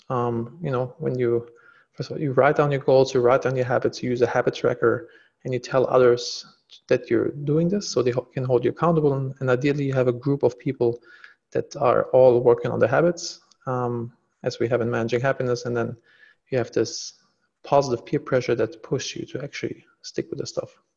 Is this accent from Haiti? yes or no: no; Germany; moved away as an adult; now in Los Angeles, United States; I'm originally from Germany